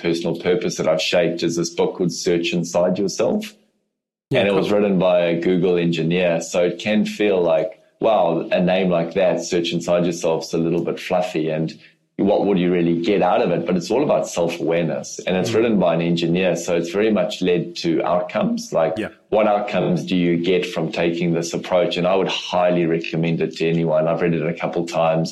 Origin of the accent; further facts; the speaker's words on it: South Africa; accent: South African; also born or lived in Europe; now in New Zealand; I am from Africa originally, so I still obviously speak with a South African accent, but New Zealand is home